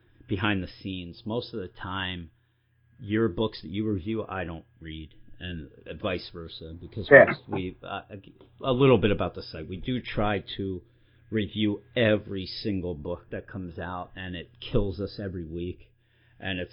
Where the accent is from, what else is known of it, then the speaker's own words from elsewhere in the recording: Philadelphia, Pennsylvania, United States; We're from the Philadelphia area